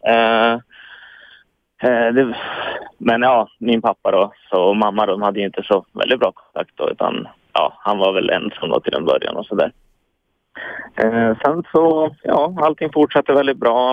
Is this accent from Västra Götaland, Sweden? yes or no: no; Hudiksvall, Gävleborg County, Sweden; moved away as an adult; now in Stockholm, Sweden; Jag är uppvuxen uppe i Hudiksvall. Eh, mm. Eh, bor nu i Stockholm